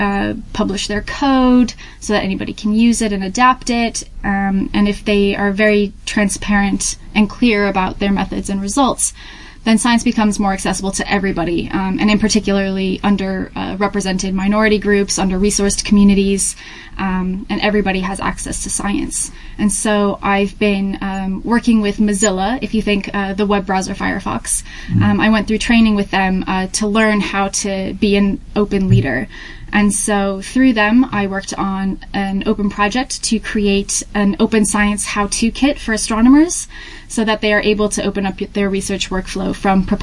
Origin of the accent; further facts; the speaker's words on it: Hampton, New Hampshire, United States; moved away as an adult; also born or lived in Tennessee; now in Manchester, United Kingdom; I'm originally from Hampton, New Hampshire in the U.S.